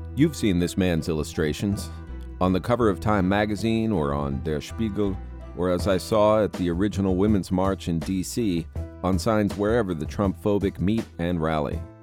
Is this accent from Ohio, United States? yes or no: no; South Florida, United States; moved away; also born or lived in Key West; growing up in South Florida